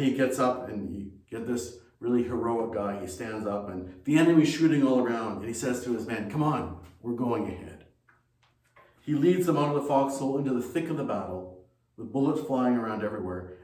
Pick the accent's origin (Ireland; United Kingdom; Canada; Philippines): Canada; Ontario; moved away as an adult; also born or lived in China; Ontario where we lived at that time